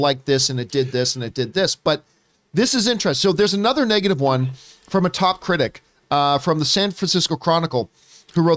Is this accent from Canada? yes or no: yes; Canada; moved away; my home country of the Canada